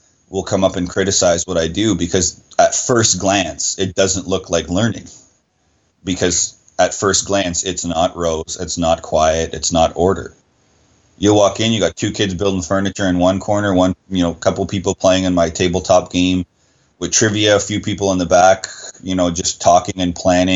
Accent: Sudbury, Ontario, Canada; where I'm from is from Sudbury, Ontario, and it's known for nickel, mining town.

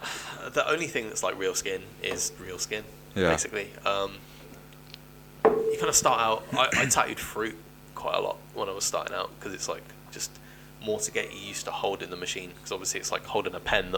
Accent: Cornwall, South West England, United Kingdom; I am from Cornwall

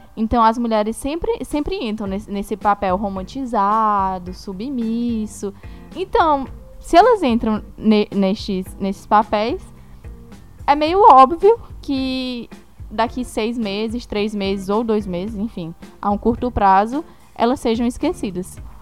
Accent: Itaúna?, Ceará, Brazil; na minha cidade, por exemplo, até hoje não tem. Que é, eu sou de Itauá, no Ceará

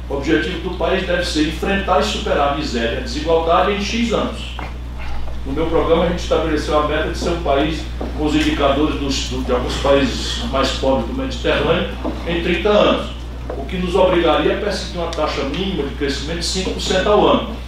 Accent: Sobral, Ceará, Brazil; No Ceará, nós conseguimos, na minha cidade, Sobral, construir uma faculdade

